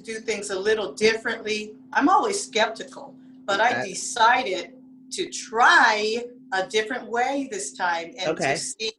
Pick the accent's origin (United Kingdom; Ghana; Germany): Germany; I hope somebody meets somebody from Germany, because I grew up in Germany, okay.